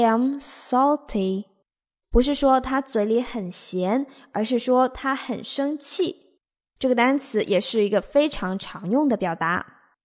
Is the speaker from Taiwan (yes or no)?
no; China; 我们中国人